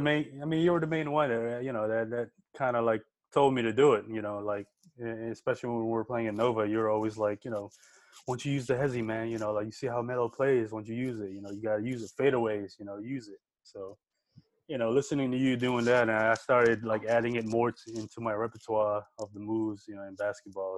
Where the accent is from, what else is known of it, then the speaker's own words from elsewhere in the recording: Philippines; moved away; growing up in the Philippines, man, we you don't even have TV